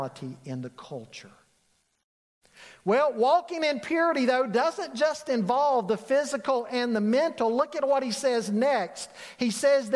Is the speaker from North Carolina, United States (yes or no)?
yes; Charlotte, North Carolina, United States; growing up in Charlotte, I worked at Harris Teeter near my home in the Cotswold area